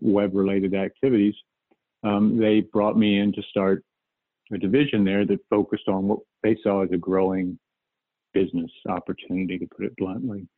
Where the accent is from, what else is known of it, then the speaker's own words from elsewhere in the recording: outside of Dallas, Texas, United States; I grew up outside of Dallas